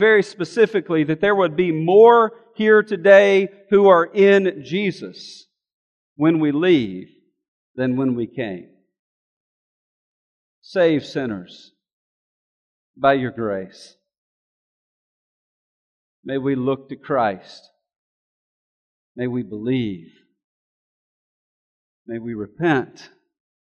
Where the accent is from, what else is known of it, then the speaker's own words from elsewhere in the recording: Alabama, United States; I'm from Alabama